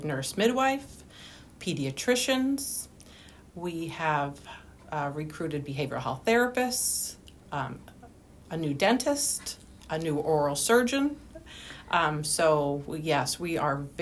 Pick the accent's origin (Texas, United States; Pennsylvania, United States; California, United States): Pennsylvania, United States; Clarks Summit; I live, born and raised in Clark Summit